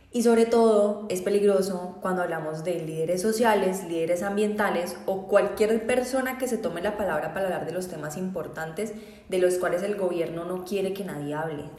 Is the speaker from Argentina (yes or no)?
no; Colombia; hubo muchas marchas indígenas en mi país